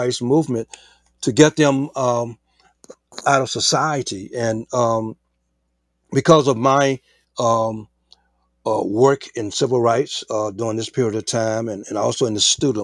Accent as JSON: {"language": "English", "town": "Mansfield", "region": "Louisiana", "country": "United States", "tie": "born or raised there", "moved": "yes", "said": "my hometown of Mansfield"}